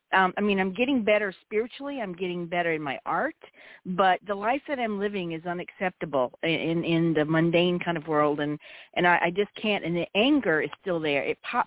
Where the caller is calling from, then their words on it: New Orleans, Louisiana, United States; I'm calling from New Orleans.